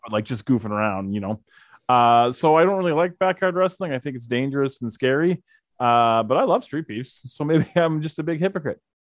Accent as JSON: {"language": "English", "town": "Calgary", "region": "Alberta", "country": "Canada", "tie": "born or raised there", "said": "I was born and raised in Calgary"}